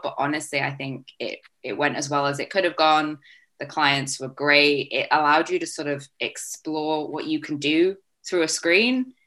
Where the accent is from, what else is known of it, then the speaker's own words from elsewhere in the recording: Vancouver, British Columbia, Canada; moved away as an adult; now in Leeds, United Kingdom; I am from Vancouver, Canada